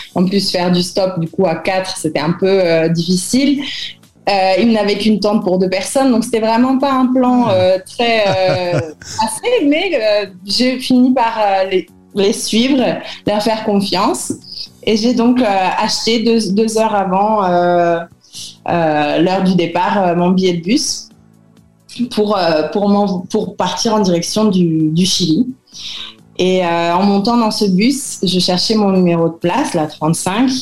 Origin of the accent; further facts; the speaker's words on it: Paris, Île-de-France, France; moved away as an adult; also born or lived in New Zealand; now in Chile; Paris, où j'avais du mal vraiment à vivre, même si j'ai passé toute mon enfance et mon adolescence là-bas